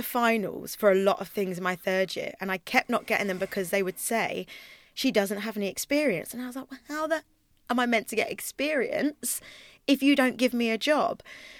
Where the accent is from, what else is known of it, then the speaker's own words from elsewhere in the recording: Twickenham, London, United Kingdom; Twickenham. So like Richmond Theatre, we'd go to things, Woking, places like that.